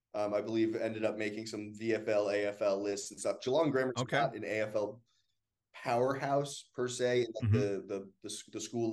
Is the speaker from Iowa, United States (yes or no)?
no; Massachusetts, United States; moved away as an adult; also born or lived in Melbourne, Australia; now in Richmond, United States; I'm from Massachusetts originally, and I went to a boarding school in Massachusetts